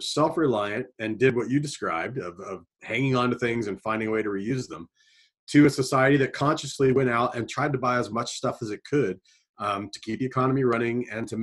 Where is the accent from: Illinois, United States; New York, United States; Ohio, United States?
Ohio, United States; Southern; moved away; I grew up in a place where nobody thought this way. You know, I come from Southern Ohio